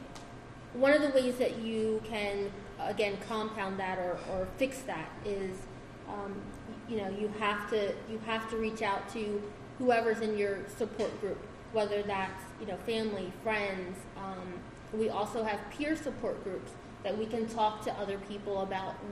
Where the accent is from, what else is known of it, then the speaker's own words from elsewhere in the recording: Slower Lower, Delaware, United States; I'm a country bumpkin. I am from Slower Lower